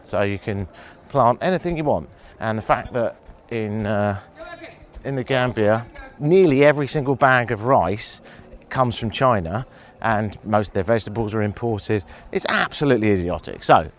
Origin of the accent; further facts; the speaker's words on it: England, United Kingdom